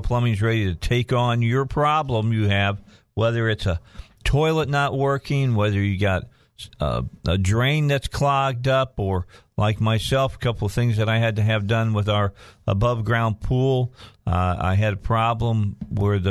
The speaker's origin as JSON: {"language": "English", "area": "outside of Chicago", "region": "Illinois", "country": "United States", "tie": "born or raised there", "moved": "yes", "lives_now": "Arkansas, United States", "said": "I was growing up outside of Chicago"}